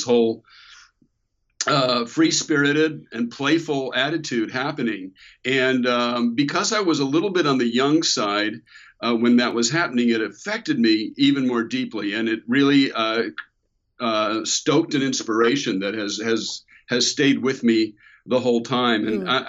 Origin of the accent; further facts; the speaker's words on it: Bay Area, California, United States; the 60s is also the decade where I was growing up in the Bay Area